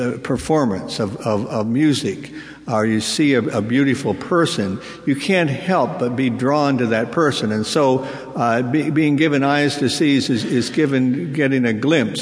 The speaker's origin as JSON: {"language": "English", "region": "Pennsylvania", "country": "United States", "tie": "born or raised there", "said": "the town where I grew up in Pennsylvania"}